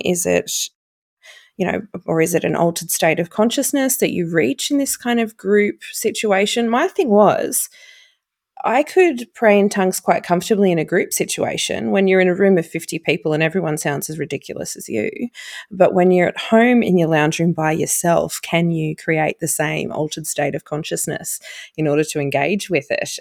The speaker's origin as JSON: {"language": "English", "town": "Seaspray", "region": "Victoria", "country": "Australia", "tie": "born or raised there", "said": "my hometown out at Seaspray"}